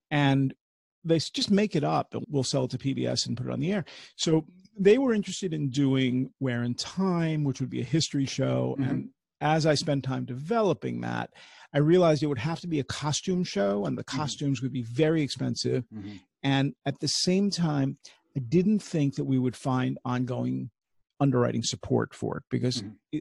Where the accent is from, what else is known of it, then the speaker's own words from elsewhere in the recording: New York, United States; I grew up at NBC in New mm. York